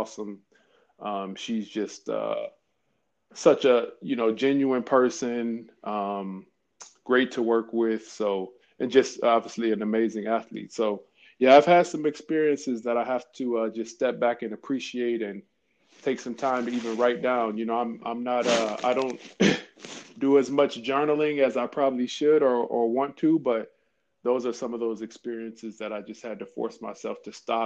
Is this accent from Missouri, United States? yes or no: yes; St. Louis, Missouri, United States; also born or lived in Chicago; I was born and raised in St. Louis